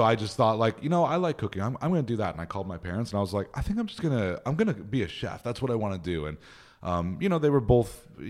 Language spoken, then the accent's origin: English; Upland, California, United States; In Upland, California.